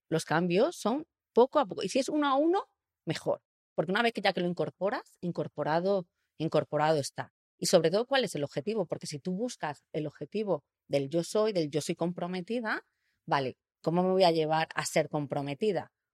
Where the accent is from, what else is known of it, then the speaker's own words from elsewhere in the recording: Spain; yo nací en Europa, en el sur de Europa